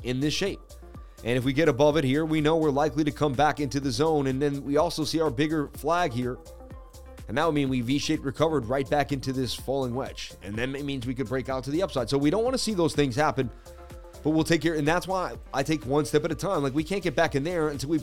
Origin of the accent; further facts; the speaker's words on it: Boston, Massachusetts, United States; I'm from Boston, baby. Representing Mass, United States.